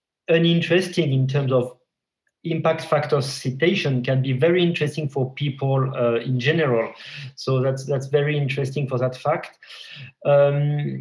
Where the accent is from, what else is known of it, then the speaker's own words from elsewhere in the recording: France; moved away as an adult; also born or lived in Paris / Montpellier; now in Helsinki, Finland; I'm French